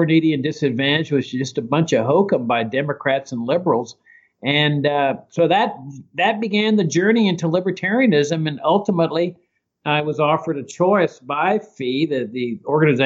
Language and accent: English; Laredo, Texas, United States; born or raised there